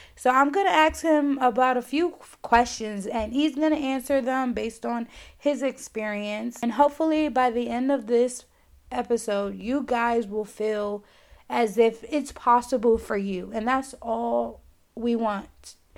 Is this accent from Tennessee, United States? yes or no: no; New York City, New York, United States; moved away as an adult; move away from my hometown, which is New York